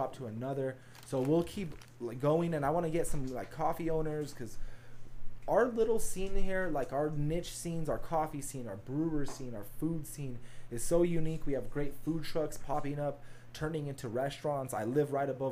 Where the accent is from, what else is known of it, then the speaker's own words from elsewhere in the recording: Santa Fe, New Mexico, United States; we grew up in Santa Fe, which is, our capital, but it's still a smaller city.